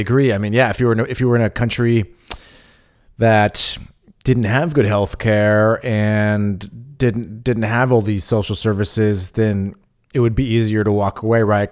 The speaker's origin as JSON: {"language": "English", "region": "California", "country": "United States", "tie": "born or raised there", "moved": "as an adult", "lives_now": "Berlin, Germany", "said": "I'm from California, but I, you know, I grew up in a small town"}